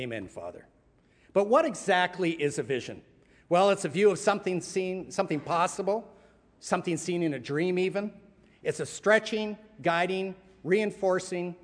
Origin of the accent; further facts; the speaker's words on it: Windsor, Ontario, Canada; now in Toronto, Canada; I was raised in Windsor, but Toronto became my adopted home over 40 years ago